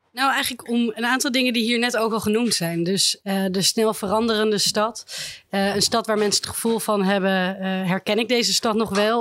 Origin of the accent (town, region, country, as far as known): Amsterdam, North Holland, Netherlands